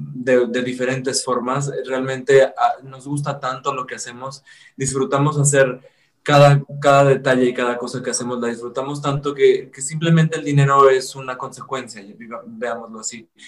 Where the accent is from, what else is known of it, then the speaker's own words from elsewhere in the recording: Zacatecas, Mexico; yo soy de Zacatecas